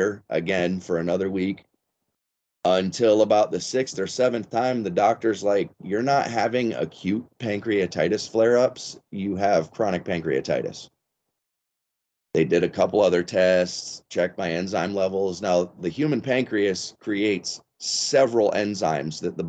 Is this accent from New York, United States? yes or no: no; Florida, United States; I grew up in Florida.